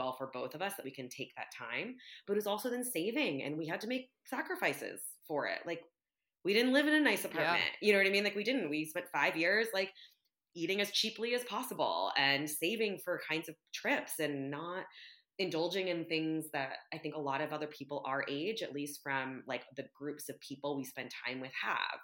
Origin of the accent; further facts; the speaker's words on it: United States; I'm Vietnamese American